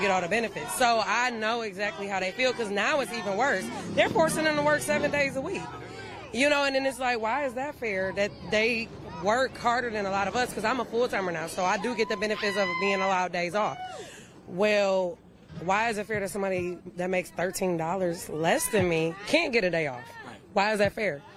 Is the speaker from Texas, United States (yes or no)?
no; Detroit, Michigan, United States; moved away as an adult; I'm originally from Detroit